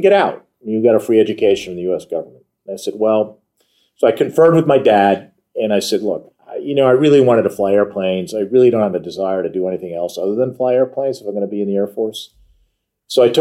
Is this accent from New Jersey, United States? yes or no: yes; Montclair, New Jersey, United States; moved away as an adult; also born or lived in Ohio; now in Washington, D.C. area, United States; I was born in Ohio. I like to tell people I'm from Montclair, New Jersey, because that's where I went to high school